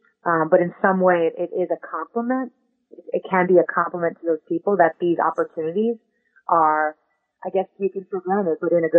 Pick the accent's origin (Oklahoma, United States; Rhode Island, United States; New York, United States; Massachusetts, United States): New York, United States; Long Island; So I'm from Long Island.